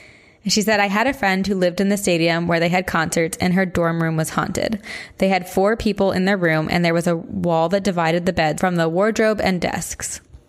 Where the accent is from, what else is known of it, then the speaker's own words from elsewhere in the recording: Columbus, Ohio, United States; now in Phoenix, United States; I grew up in Columbus, but now I live in Phoenix.